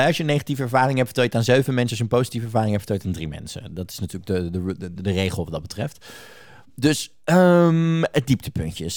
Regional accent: Netherlands; wij als Nederlanders

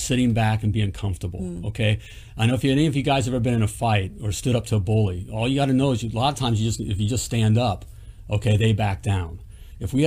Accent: United States; as an American

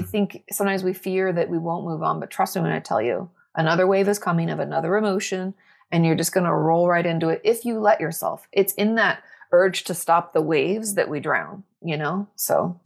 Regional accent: Washington, United States; moved away as an adult; also born or lived in Southern California; I grew up in Washington State.

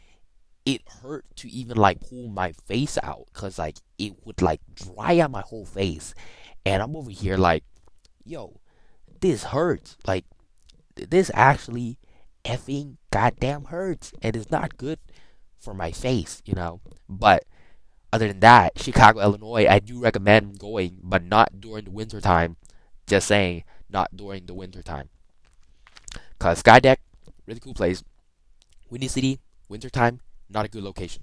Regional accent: Thailand; moved away; We're all born from Thailand, literally one of the hottest countries in the world.

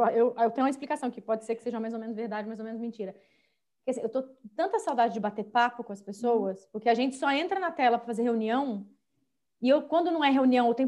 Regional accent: São José dos Campos, São Paulo, Brazil; accent: meio mineiro, meio carioca; now in São Paulo, Brazil; moro em São Paulo agora, mas eu sou de São José dos Campos, que é o interior de São Paulo.

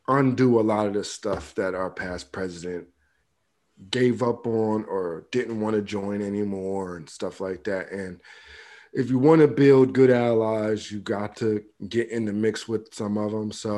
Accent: United States; as an American

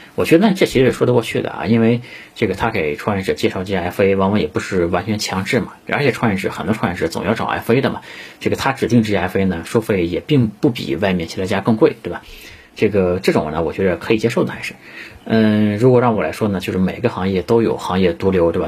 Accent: China; 我们中国人

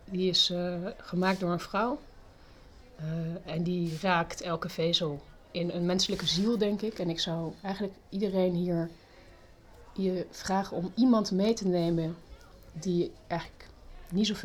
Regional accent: Australia; born there; also born or lived in Southern France; Ehm, geboren in Australië. Ik heb ook in Zuid-Frankrijk gewoond, dus een beetje over de hele wereld verschillende, ook verschillende culturen ontmoet.

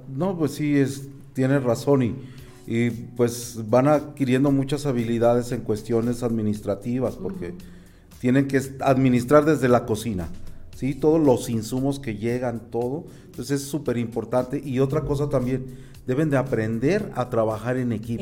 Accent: Mexico; nosotros como mexicanos

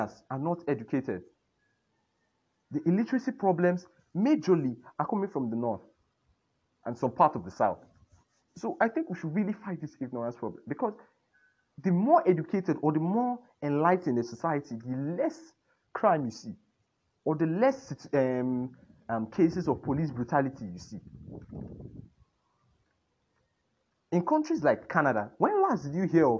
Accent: Nigeria; We are all Nigerians first

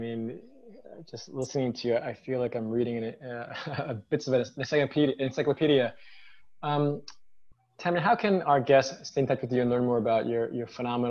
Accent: New York, United States; I'm born and raised in New York, I'm American, but I'm Chinese ethnically.

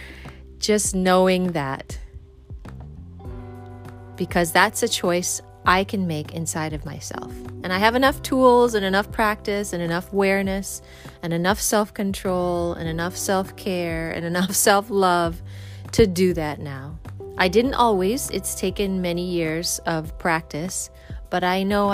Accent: Vancouver, British Columbia, Canada; now in East Coast, United States; I'm from the West Coast of Canada. I'm from Vancouver area.

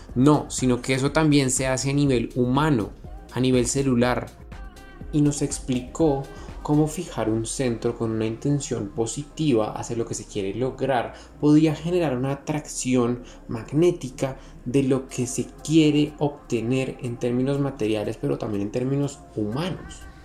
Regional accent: Panama; como panameños y como jóvenes latinoamericanos

